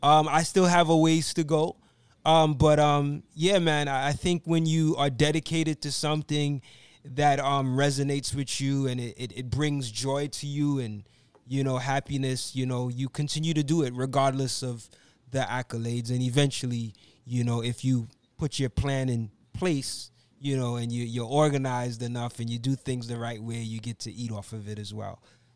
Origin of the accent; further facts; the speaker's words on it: Brooklyn, New York, United States; And I'm from Brooklyn.